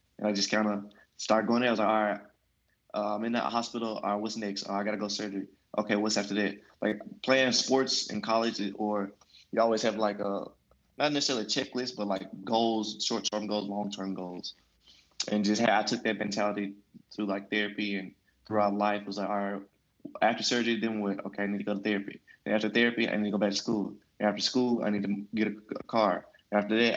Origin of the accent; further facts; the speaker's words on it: Memphis, Tennessee, United States; growing up in Memphis